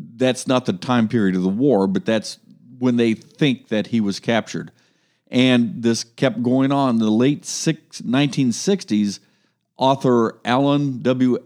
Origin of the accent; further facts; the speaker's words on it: Ohio, United States; we're from Ohio